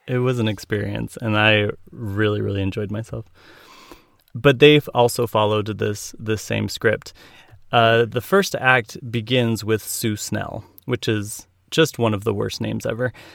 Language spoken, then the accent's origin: English; Utah, United States; Born and raised in Utah